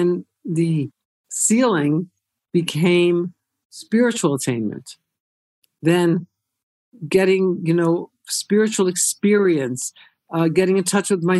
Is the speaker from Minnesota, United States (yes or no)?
no; Haddonfield, New Jersey, United States; moved away as an adult; also born or lived in Camden, New Jersey; we moved out to a different suburb than Cherry Hill. It was called Haddonfield, and not a whole lot of Jews, but I grew up there.